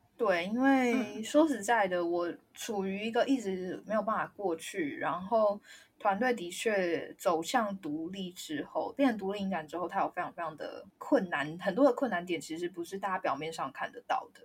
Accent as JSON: {"language": "Chinese", "country": "Taiwan", "said": "第二我是台湾人"}